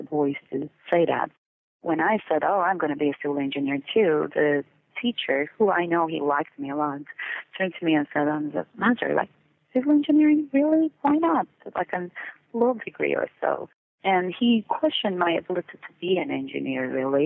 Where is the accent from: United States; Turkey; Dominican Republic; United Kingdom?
Turkey; moved away; I'm originally from Turkey